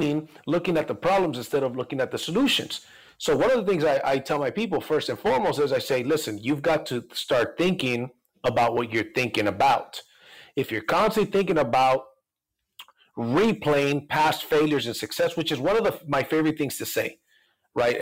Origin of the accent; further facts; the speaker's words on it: Mexico; moved away; I'm Latino, I'm an immigrant from Mexico